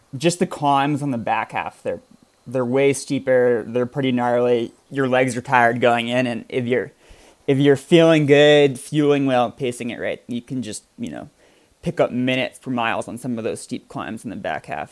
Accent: Vermont, United States; also born or lived in New Hampshire; I I grew up in Vermont uh, as a Nordic skier

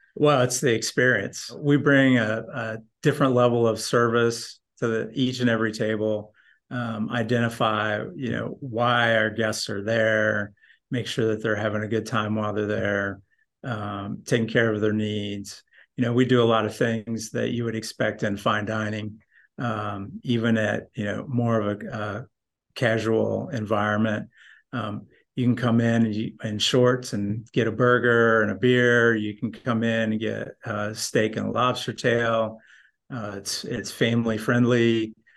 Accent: northern Indiana, United States; moved away as an adult; also born or lived in Colorado; I grew up in Indiana, northern

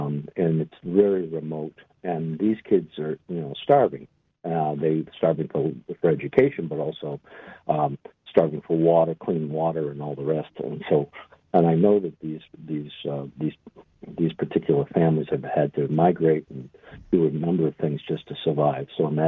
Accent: Ireland; It's March. It's St. Patrick's Day. I'm Irish and all the rest of it.

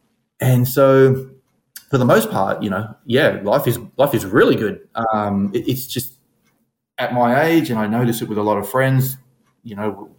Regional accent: Brisbane, Queensland, Australia; I am from Brisbane, Australia. 51 years of age

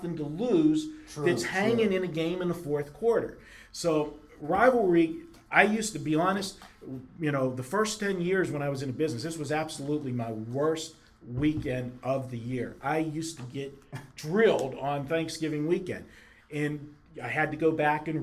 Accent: Pittsburgh, Pennsylvania, United States; growing up in Pittsburgh

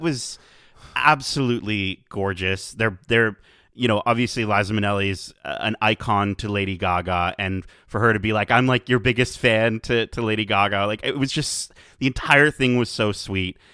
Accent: Canada; as a Canadian

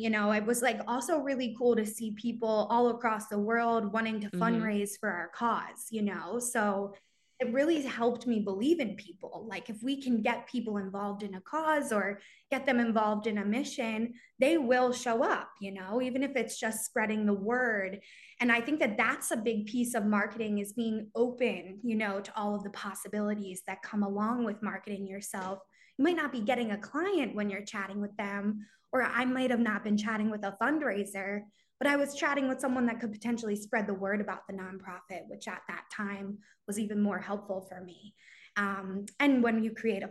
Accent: Philadelphia, Pennsylvania, United States; also born or lived in Virginia; I'm from Greater Philadelphia area

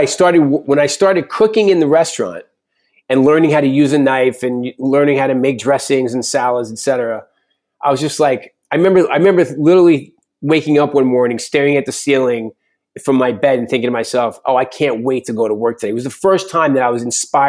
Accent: New York, United States; And I'm a New Yorker, but I really want to be a cowboy.

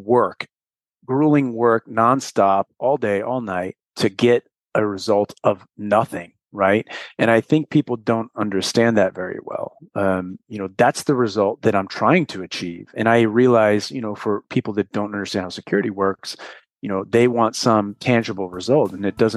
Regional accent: St. Louis, Missouri, United States; moved away; also born or lived in Los Angeles, California / Camp Pendleton, California; I'm from St. Louis. I spent a large chunk of my life in LA or around the Camp Pendleton area.

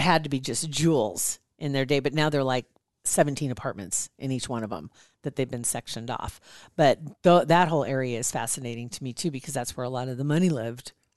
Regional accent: Ashland, Nebraska, United States; I'm from Ashland.

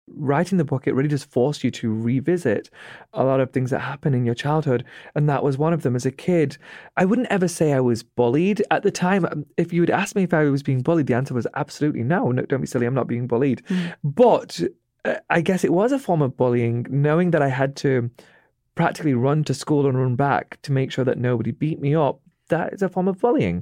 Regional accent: United Kingdom; accent: British

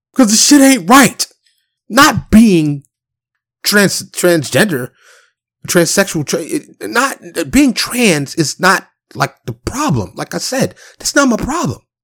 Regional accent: New York City, New York, United States; I'm from Harlem in the Bronx, born and raised

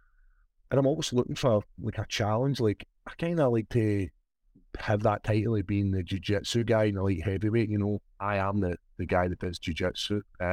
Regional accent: Scotland, United Kingdom; Like the love I get in the UK and I get in Scotland is huge, man. And as you said, like I'm the Scottish guy, and it's a nice feeling to have your country behind you.

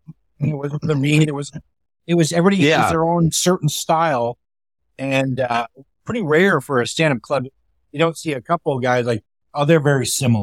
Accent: Canada; now in Seattle, United States; I'm Canadian.

